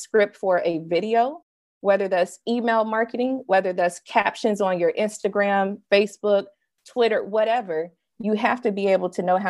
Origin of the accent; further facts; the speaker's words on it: Mississippi, United States; When I was 5 years old, I'm from Mississippi.